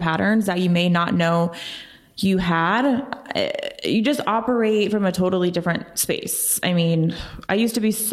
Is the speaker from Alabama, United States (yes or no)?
no; Oklahoma City, Oklahoma, United States; moved away as an adult; also born or lived in San Diego, California; I'm born and raised in Oklahoma City